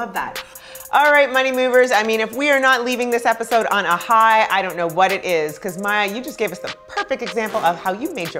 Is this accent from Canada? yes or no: yes; Canada; moved away as an adult; also born or lived in New York; now in United States; I'm originally from Canada.